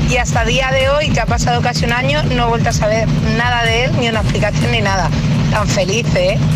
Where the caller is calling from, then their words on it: Arroyomolinos, Community of Madrid, Spain; de Arroyomolinos y tengo 11 años.